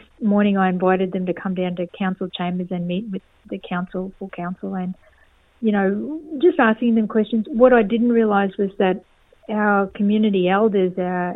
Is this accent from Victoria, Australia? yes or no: no; East Cape York, Queensland, Australia; now in Darwin, Australia; I grew up in East Cape York in a remote community